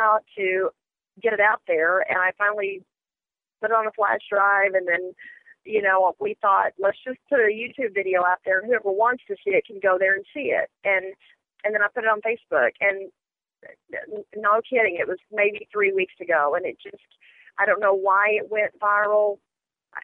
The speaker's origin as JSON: {"language": "English", "town": "Lubbock", "region": "Texas", "country": "United States", "tie": "born or raised there", "also_born_or_lived": "Las Vegas", "lives_now": "Dallas, United States", "said": "I grew up in West Texas, Lubbock, Texas, and born and raised there"}